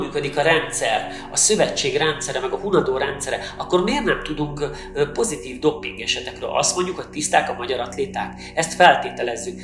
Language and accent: Hungarian; Hungary; magyarok vagyunk